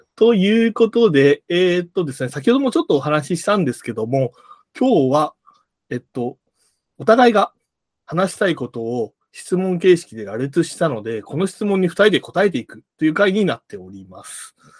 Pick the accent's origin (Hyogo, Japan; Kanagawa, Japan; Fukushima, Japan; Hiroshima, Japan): Hiroshima, Japan; now in Tokyo, Japan; 広島出身でして